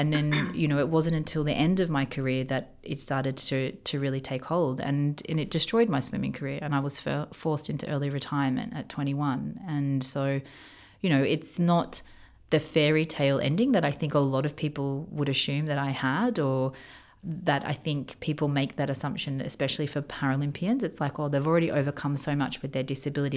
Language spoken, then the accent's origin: English; Australia; moved away as an adult; now in Dubai, United Arab Emirates; growing up in Australia